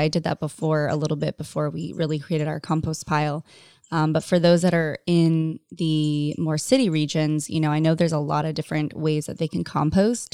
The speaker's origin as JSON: {"language": "English", "area": "Orange County", "region": "California", "country": "United States", "tie": "born or raised there", "said": "I grew up in Orange County in California."}